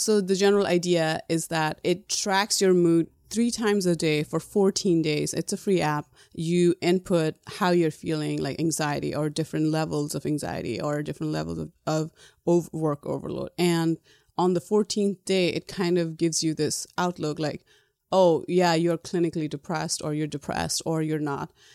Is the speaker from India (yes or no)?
no; Nepal; moved away as an adult; now in United States; Growing up in Nepal, there is, um, a lot of corporal punishment